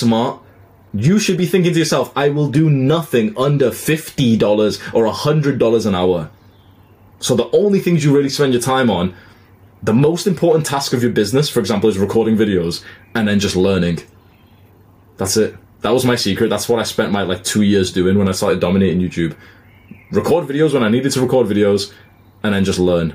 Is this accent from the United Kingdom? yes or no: yes; United Kingdom; I've moved back home to the UK in March.